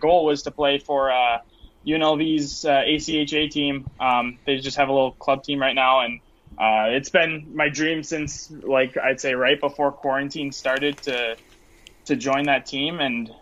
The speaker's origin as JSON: {"language": "English", "town": "Las Vegas", "region": "Nevada", "country": "United States", "tie": "born or raised there", "said": "I was born and raised in Las Vegas"}